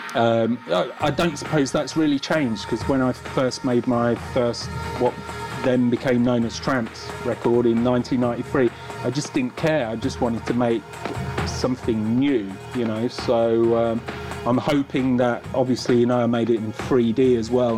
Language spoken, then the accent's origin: English; London, United Kingdom; my hometown